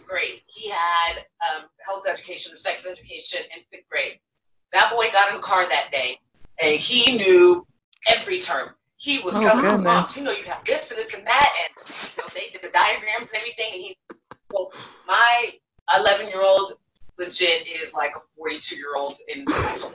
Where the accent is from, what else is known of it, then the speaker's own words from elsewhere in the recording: Elk Grove, California, United States; I grew up in Elk Grove. I don't know if you're familiar with that part of Sacramento